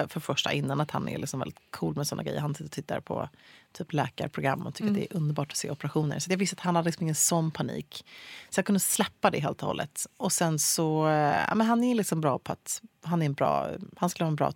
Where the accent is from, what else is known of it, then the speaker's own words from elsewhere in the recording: Luleå, Norrbotten County, Sweden; Jag föddes i Luleå